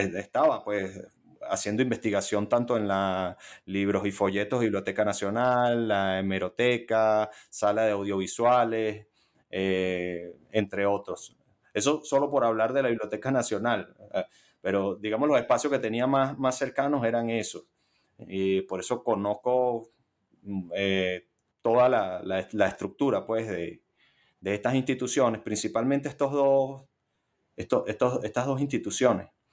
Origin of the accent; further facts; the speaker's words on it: Caracas, Capital District, Venezuela; yo soy caraqueño. He vivido en, mi ciudad natal eh, todos mis 37 años.